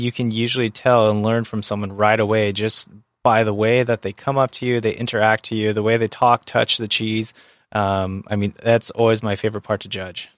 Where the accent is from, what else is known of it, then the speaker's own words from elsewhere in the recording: San Diego, California, United States; I grew up in San Diego and I'm a surfer